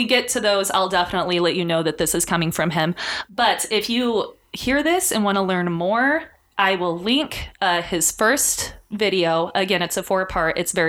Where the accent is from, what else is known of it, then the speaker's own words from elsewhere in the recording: Hawaii, United States; I grew up in Hawaii.